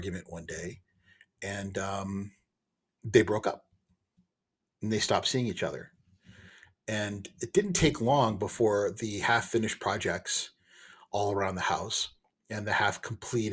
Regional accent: United States; I'm an American, and I do believe in capitalism. And I do believe in the way of life that I've been raised in.

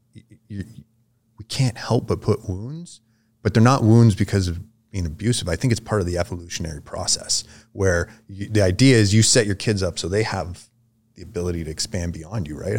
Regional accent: Vermilion Lake, Ontario, Canada; I would say I'm from Vermilion Lake. That's kinda where I grew up, um, but the closest city would be Sudbury. Ontario.

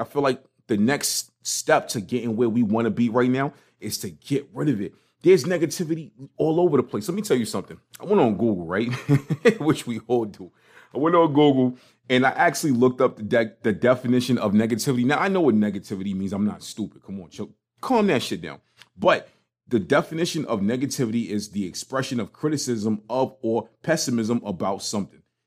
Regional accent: New York City, New York, United States; growing up in Brooklyn, it was like, especially in Crown Heights

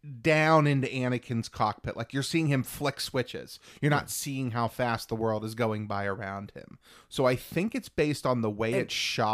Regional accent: United States; I'm an American.

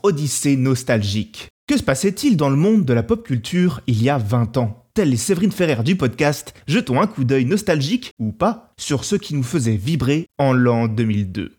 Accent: France; chez nous en France

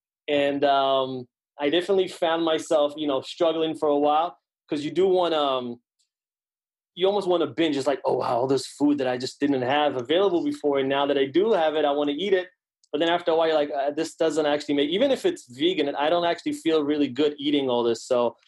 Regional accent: Israel; also born or lived in New York City; now in West Hartford, United States; I'm originally from Israel.

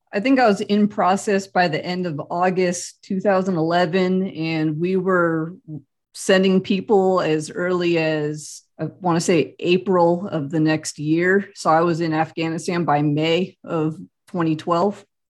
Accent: Central California, United States; moved away as an adult; now in Kansas, United States; I grew up in Central California

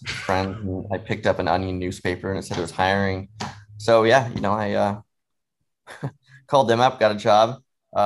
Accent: Seattle, Washington, United States; moved away; also born or lived in New York City, United States; I grew up in Seattle for a while and really liked it

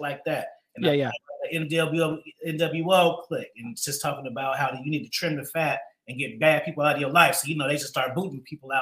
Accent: Oakland, California, United States; I grew up in Oakland on the track

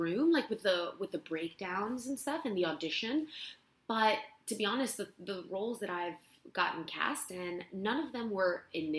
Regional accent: Barcelona, Catalonia, Spain; English is a second language; moved away as an adult; now in Los Angeles, United States; I'm from Spain. I'm from Barcelona, born and raised. And I came to L.A., gosh, maybe 7 years ago, something like that.

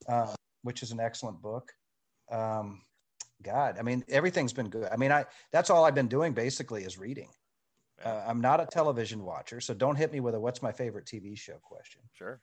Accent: DeLand, Florida, United States; it's my hometown.

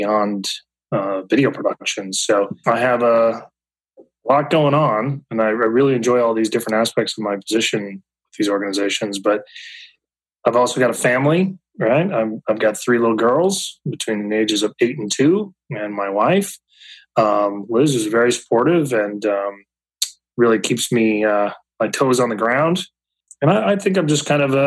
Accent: Minnesota, United States; moved away as an adult; now in Ohio, United States; So I'm originally from Minnesota, actually. I've been living here in Ohio for just over 10, 11 years.

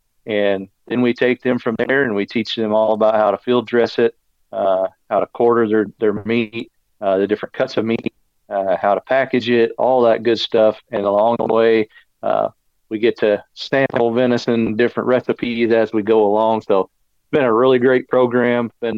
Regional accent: Branson, Missouri, United States; I was born in Branson, still live in the area. The Ozarks is what I call home, and right here down on the Arkansas-Missouri line for my entire life.

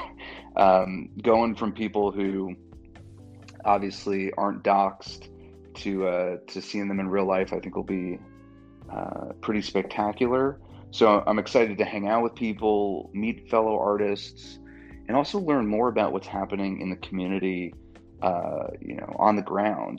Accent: just outside of Manhattan, New York, United States; now in Louisville, United States; I'm a New Yorker. I grew up just outside of Manhattan.

